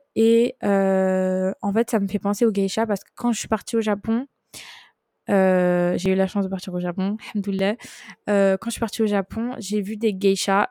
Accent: France; j'ai grandi en France, je suis française

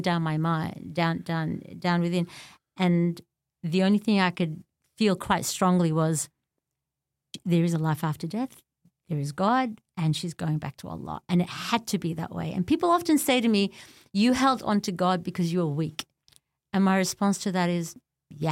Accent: Australia; also born or lived in Beirut, Lebanon; I was born in Beirut and my parents escaped the civil war at the time

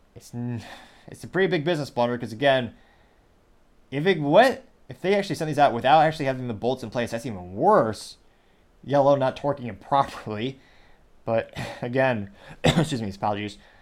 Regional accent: Midwest, United States; growing up, and again, I come from the Midwest

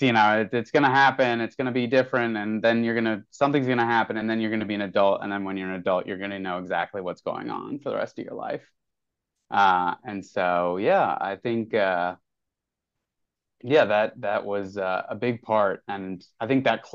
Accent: northern New Jersey, United States; now in New York City, United States; I was born in the hospital in the town that I grew up in, which is very cool. I was born in a town in northern New Jersey

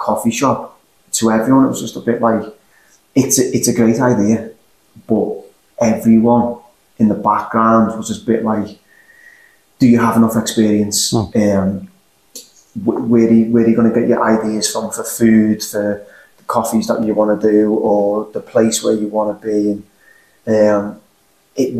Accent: Liverpool, North West England, United Kingdom; accent: Liverpool; my accent's slightly more unique to the Liverpool area.

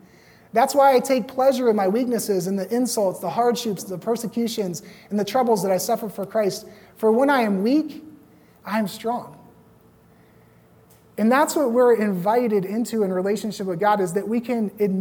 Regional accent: Roanoke, Virginia, United States; moved away as an adult; also born or lived in Los Angeles; back in my hometown in Roanoke

